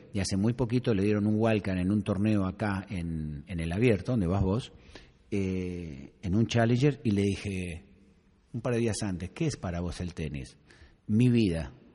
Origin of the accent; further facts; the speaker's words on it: Argentina; soy francés, pero viví cinco años en, en tu país